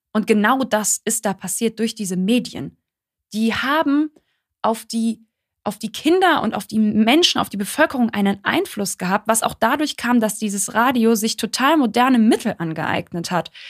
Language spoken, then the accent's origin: German; Germany; wir als, als Deutsche